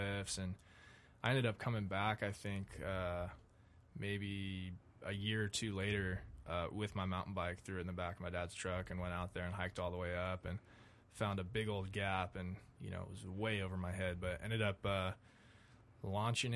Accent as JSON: {"language": "English", "town": "Rancho Santa Margarita", "region": "California", "country": "United States", "tie": "born or raised there", "also_born_or_lived": "Orange, California", "said": "Born and raised right here in Orange County. I think I was born in Orange, and I've lived in Rancho Santa Margarita my whole life, pretty much"}